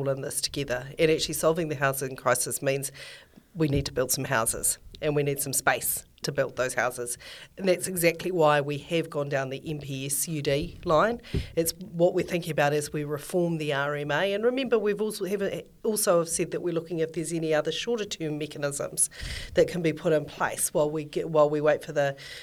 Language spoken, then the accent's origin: English; Christchurch, Canterbury, New Zealand; I'm from Christchurch